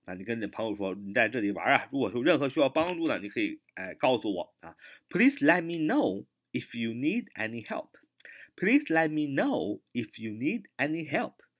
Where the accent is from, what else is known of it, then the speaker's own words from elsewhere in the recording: China; 我们中国人经常这么说